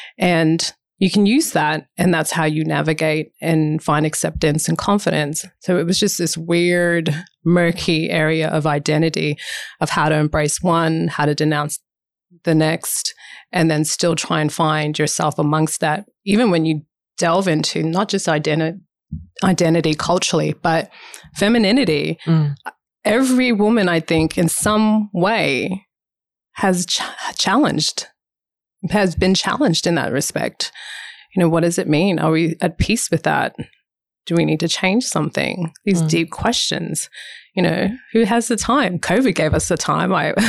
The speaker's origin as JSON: {"language": "English", "country": "United States", "tie": "born or raised there", "lives_now": "Australia", "said": "the representation that came with being an African-American woman and seeing those representations growing up in the States. That was awesome to see that, but then also too difficult to try and process that when you come back to Australia"}